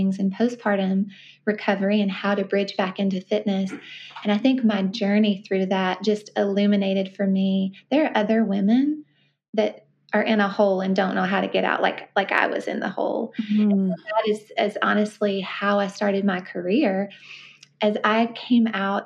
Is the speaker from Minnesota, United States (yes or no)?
no; Columbia, Tennessee, United States; also born or lived in Memphis, Tennessee / Brentwood, Tennessee; I grew up in Columbia, Tennessee, which is about 40 miles south of Nashville